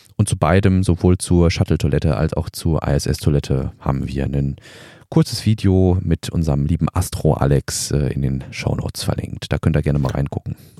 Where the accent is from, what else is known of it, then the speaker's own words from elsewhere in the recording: Germany; bei uns in Deutschland